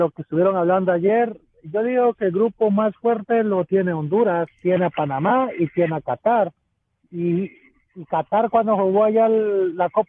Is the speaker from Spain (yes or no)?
no; Mexico; now in South Carolina, United States; yo soy mexicano